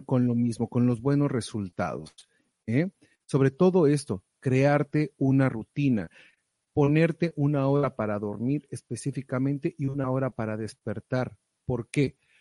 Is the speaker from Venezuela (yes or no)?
no; Mexico; moved away; allá en México, de donde soy oriundo